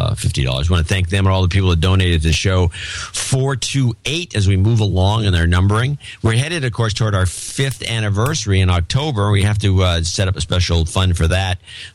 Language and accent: English; California, United States; Yeah, my thumbprint when I'm from California. I got a California license, and they always take our thumbprint.